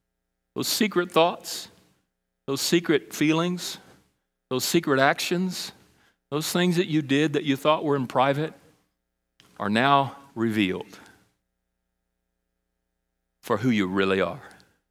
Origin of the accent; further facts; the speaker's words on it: Brazil; When I was a child, I was in Brazil. I grew up in South America, Brazil, and we had a missionary residence that was provided by the International Mission Board